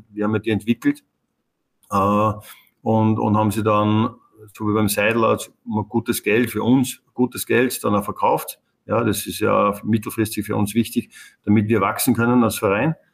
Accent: Upper Austria, Austria; moved away; also born or lived in Vienna; wenn du als Oberösterreicher nach Wien kommst

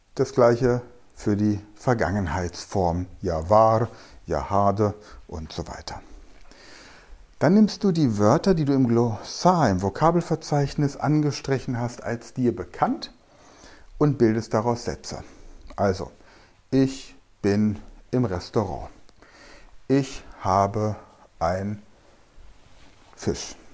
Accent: Germany; now in Mainz, Germany; Ich komme aus Deutschland

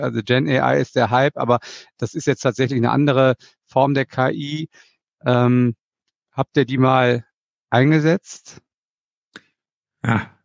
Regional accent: Germany

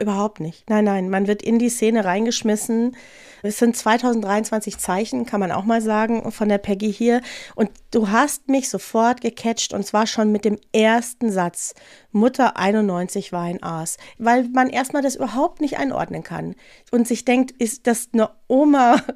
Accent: North Rhine-Westphalia, Germany; now in Munich, Germany; Ich bin ja aus Nordrhein-Westfalen

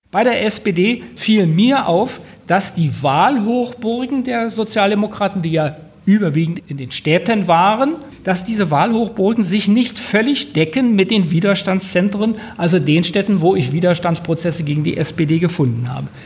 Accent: Berlin, Germany; obwohl man als Berliner natürlich auch einiges kennt

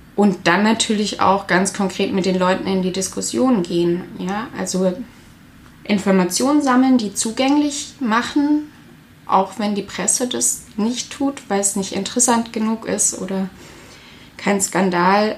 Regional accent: area of Rheinmünster-Söllingen, near Karlsruhe, Baden-Württemberg, Germany; moved away as an adult; now in Stuttgart, Germany; in der Gegend, wo ich herkomme, gab es auch ein aktives Nazi-Zentrum, das Röstle, in Rheinmünster-Söllingen.

